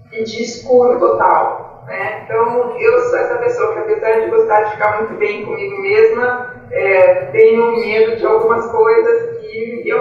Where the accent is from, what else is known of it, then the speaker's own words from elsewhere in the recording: Marília, São Paulo, Brazil; É, eu sou nascida em Marília, é uma cidade do interior de São Paulo, é bastante industrial, café.